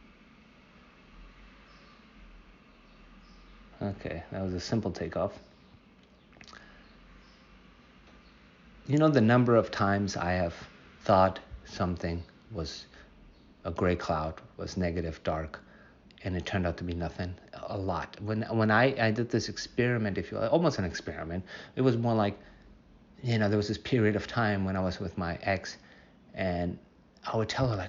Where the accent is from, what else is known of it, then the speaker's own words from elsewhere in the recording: United States; I'm from the United States